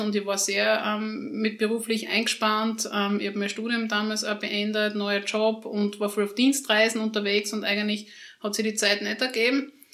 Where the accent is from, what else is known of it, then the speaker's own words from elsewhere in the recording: Schlanzberg area, Styria, Austria; now in Graz, Austria; ich komme aus der Schlanzberg oder in der Schlanzberger Gegend